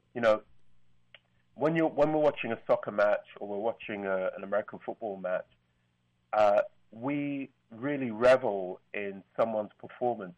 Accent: London, United Kingdom; I'm from London.

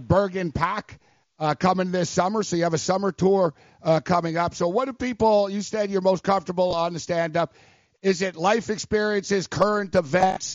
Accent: Montreal, Quebec, Canada; now in New York, United States; I'm actually from Montreal

